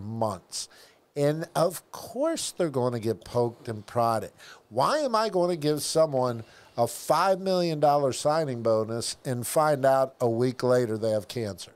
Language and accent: English; Tampa, Florida, United States; I grew up in South Tampa